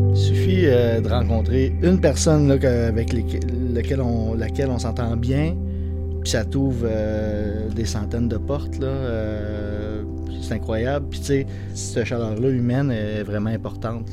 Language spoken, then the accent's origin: French; Outaouais, Quebec, Canada; moved away as an adult; also born or lived in Magdalen Islands; now in Carleton-sur-Mer, Canada; je viens de l'Outaouais